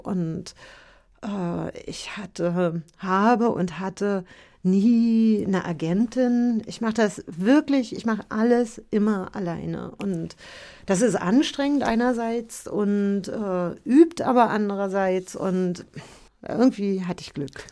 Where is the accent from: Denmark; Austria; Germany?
Germany; Berlin; also born or lived in Paris / Märkisch-Oderland; ich bin ja in der DDR aufgewachsen